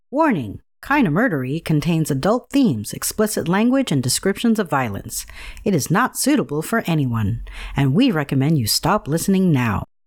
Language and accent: English; Shaker Heights, Ohio, United States; I grew up in Shaker Heights, Ohio, which is, you know, like a suburb of, of Cleveland